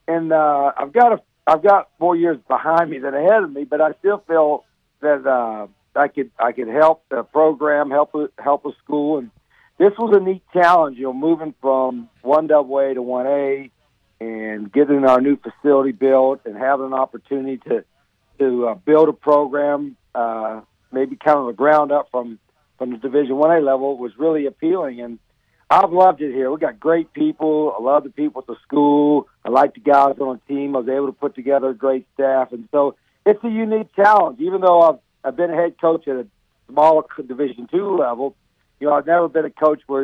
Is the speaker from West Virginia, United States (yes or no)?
yes; West Virginia, United States; moved away; I'm a hillbilly from West Virginia